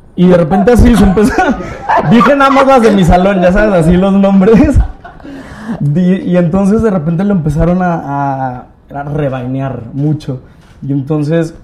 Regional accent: Torreón, Coahuila, Mexico; accent: norteño; moved away as an adult; now in Mexico City, Mexico; yo soy de Torreón. Vale. En Torreón hacía teatro de, de niño

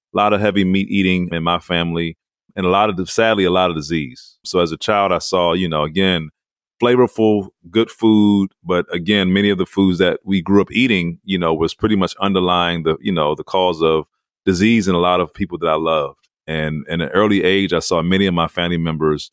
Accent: Calvert County, Southern Maryland, United States; I grew up in Southern Maryland, which was a rural part of Maryland, Calvert County.

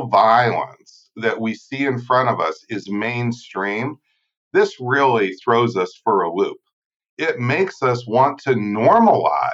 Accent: Erie, Pennsylvania, United States; I'm from Erie, Pennsylvania, but I went to Catholic primary school and high school

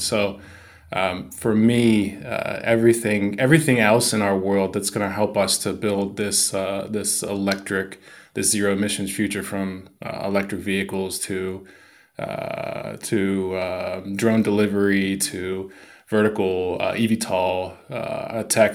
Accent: United States; moved away as an adult; also born or lived in Shanghai / Tokyo; growing up in the States

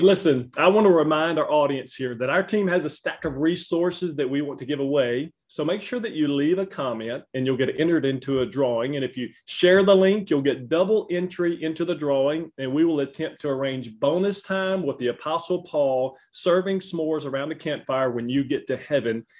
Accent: Louisiana, United States; accent: Southern; I am Southern to the bone and grew up in Louisiana

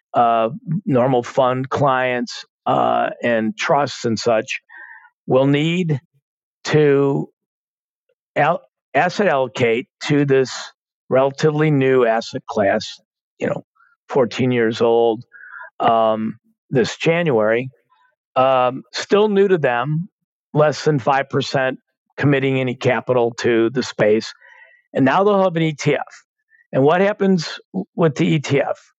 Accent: Chicago, Illinois, United States; I grew up in Chicago

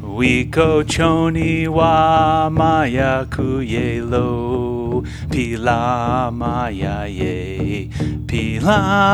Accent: New York, United States; So I grew up in New York, and my first loves coming into this world were drumming and magic.

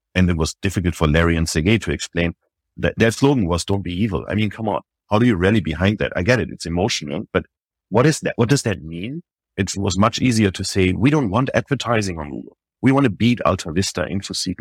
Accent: Germany; moved away as an adult; also born or lived in Paris, France; now in New York, United States; I was born in Germany. built my first business there when I was twenty-one years old

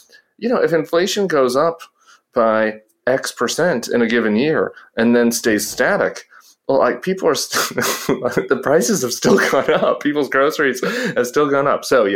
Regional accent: San Francisco Bay Area, California, United States; my hometown Golden State Warriors

